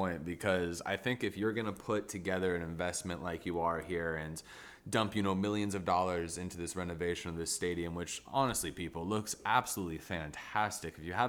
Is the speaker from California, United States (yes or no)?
yes; San Diego, California, United States; I am from San Diego